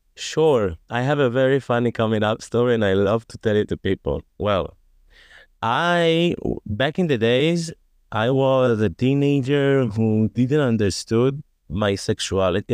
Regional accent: Tel Aviv, Tel Aviv District, Israel; I live in Tel Aviv. I grew up in Tel Aviv. Grew up and raised in Tel Aviv.

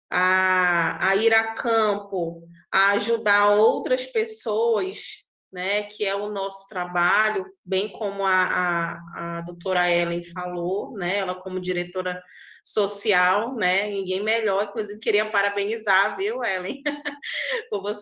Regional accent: Amazonas, Brazil; Eu sou do Amazonas, tá, gente? É bem longe de vocês, né?

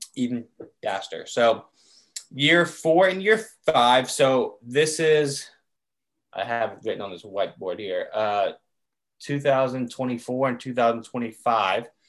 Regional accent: Chapel Hill, North Carolina, United States; growing up in Chapel Hill

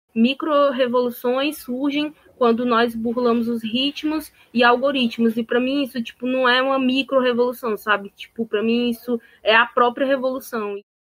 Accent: Sobral, Ceará, Brazil; eu sou de Sobral

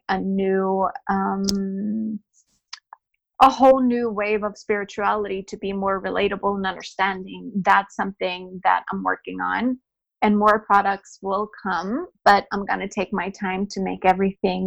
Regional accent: Norway; I am born and raised in Norway

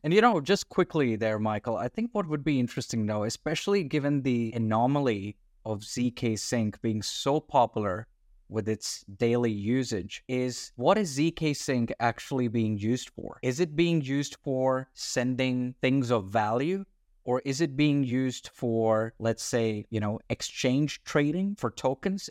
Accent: Australia; I'm an Australian citizen.

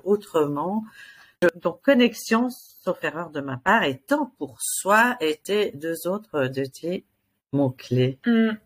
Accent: United States; now in Switzerland; j'ai grandi aux États-Unis

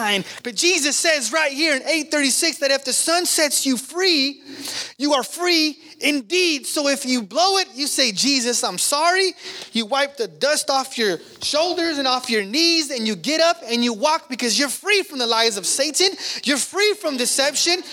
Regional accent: Sacramento, California, United States; we're from South Sac. Man, I'm not from the country. We're from South Sac

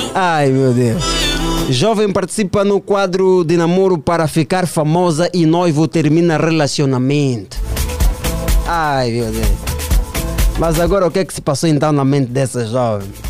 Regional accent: Angola; todos nós, enquanto angolanos, enquanto filhos desta pátria

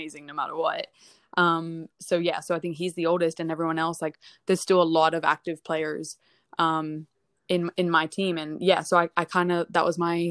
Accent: United States; I grew up in the States.

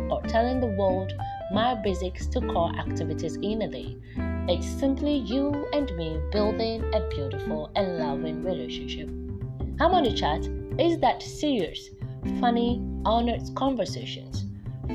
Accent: Volta, Ghana; I'm from the Volta region of Ghana

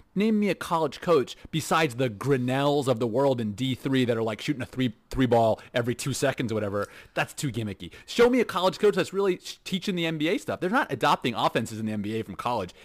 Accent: Houston, Texas, United States; now in Netherlands; We grew up in Houston

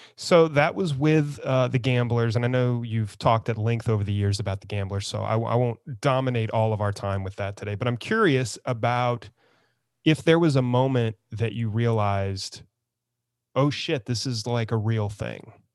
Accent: San Antonio, Texas, United States; moved away; I grew up in San Antonio, but I kinda fled it.

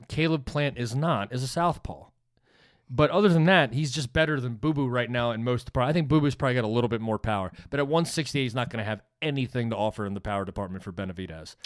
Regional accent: United States; as an American

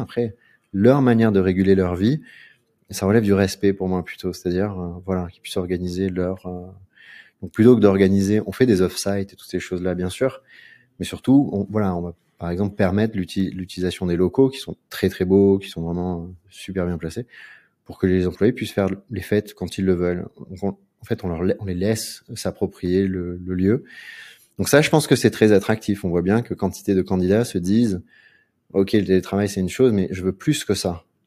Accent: Aix-en-Provence, Provence-Alpes-Côte d'Azur, France; moved away as an adult; also born or lived in Paris; now in Marseille, France; Je suis né dans la ZUP d'Aix-en-Provence

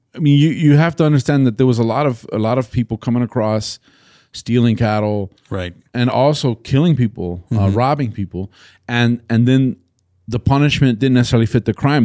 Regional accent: Texas, United States; as a Texan

